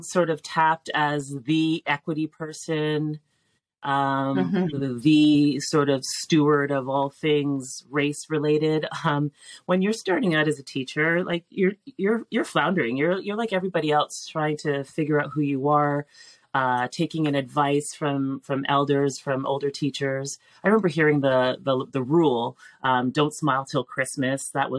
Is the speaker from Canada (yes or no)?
yes; Toronto, Ontario, Canada; I grew up in North York